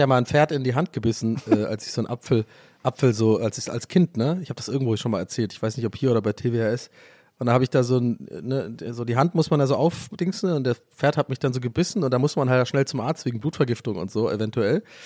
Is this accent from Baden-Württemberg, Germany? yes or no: yes; near Stuttgart, Baden-Württemberg, Germany; ich komme ja aus der Nähe von Stuttgart